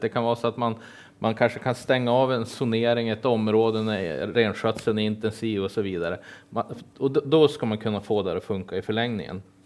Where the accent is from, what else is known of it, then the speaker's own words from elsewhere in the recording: Kiruna, Norrbotten County, Sweden; now in Jämtland, Sweden; jag såg ingen riktig barrskog förrän jag var tre år eftersom jag föddes upp i Kiruna